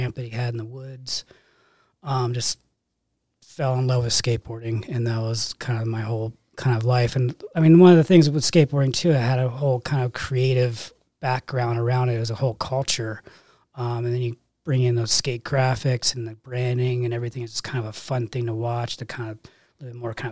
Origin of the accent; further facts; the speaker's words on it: Bellevue, Washington, United States; I grew up outside of Seattle, Bellevue